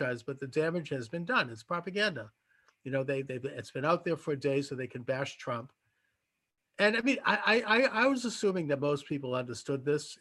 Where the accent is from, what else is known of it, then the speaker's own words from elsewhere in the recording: Boston, Massachusetts, United States; in Boston, in my hometown